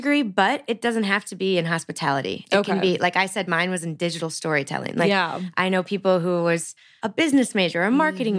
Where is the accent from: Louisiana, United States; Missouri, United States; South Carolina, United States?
Missouri, United States; St. Louis; So I still live in St. Louis, which as I said, is my hometown